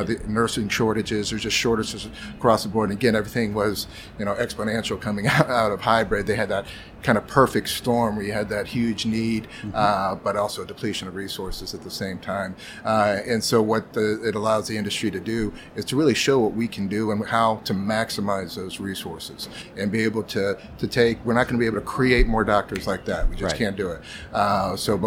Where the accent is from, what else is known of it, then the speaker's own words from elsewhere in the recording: Miami, Florida, United States; moved away as an adult; also born or lived in Atlanta, Georgia / Athens, Georgia; Originally born and raised in Miami, Florida